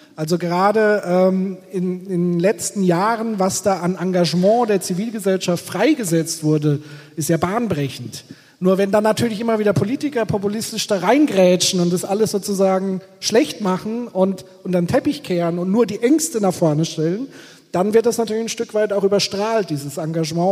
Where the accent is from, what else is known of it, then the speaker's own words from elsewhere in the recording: Bavaria, Germany; ich komme aus Bayern